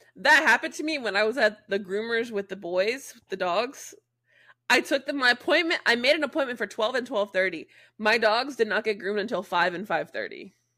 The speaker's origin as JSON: {"language": "English", "town": "Jacksonville", "country": "United States", "tie": "born or raised there", "moved": "yes"}